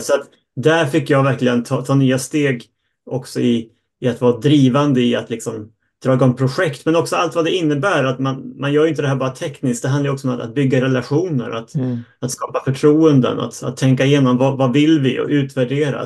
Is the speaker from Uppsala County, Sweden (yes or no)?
yes; Uppsala, Uppsala County, Sweden; jag är uppvuxen i Uppsala och jag sitter hemma